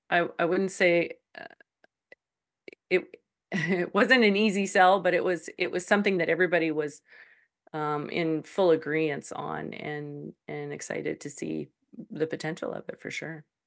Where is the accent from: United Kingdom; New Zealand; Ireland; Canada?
Canada; Calgary, Alberta; moved away as an adult; now in Saskatchewan, Canada; I was born in Calgary. I've lived in Alberta all my life.